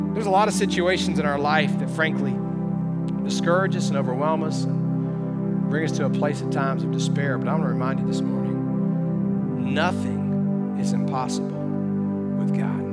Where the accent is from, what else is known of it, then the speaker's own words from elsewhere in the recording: Alabama, United States; when I was growing up in Alabama